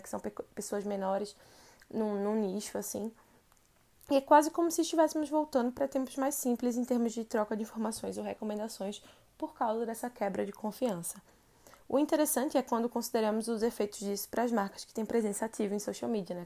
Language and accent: Portuguese; Recife, Pernambuco, Brazil; moved away as an adult; now in São Paulo, Brazil; Eu sou de Recife e moro em São Paulo há quase dois anos